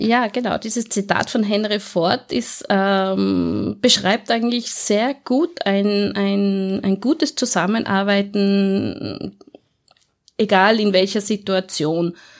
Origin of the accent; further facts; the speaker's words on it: Innsbruck, Tyrol, Austria; accent: Tyrolean; moved away as an adult; now in Vienna, Austria; Also ich bin geboren und aufgewachsen in Innsbruck, äh, habe dort 35 Jahre in Innsbruck und in Umgebung gewohnt